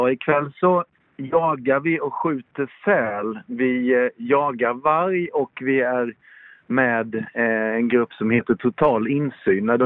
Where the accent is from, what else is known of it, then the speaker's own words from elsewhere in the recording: Småland, Sweden; Jag är smålänning. Folk förstår inte riktigt vad jag säger